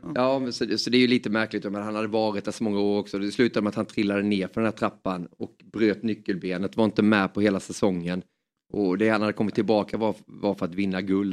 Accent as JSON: {"language": "Swedish", "region": "Småland", "country": "Sweden", "tie": "born or raised there", "also_born_or_lived": "Hjärup, Skåne", "accent": "Småland dialect", "said": "vi flyttade därifrån när jag var bara några månader och så står att jag är skåning men har ju småländskan"}